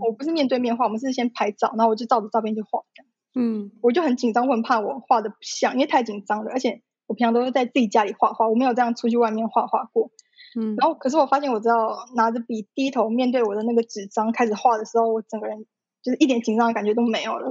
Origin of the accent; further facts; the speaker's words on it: Taipei, Taiwan; 我一直从小都在台北长大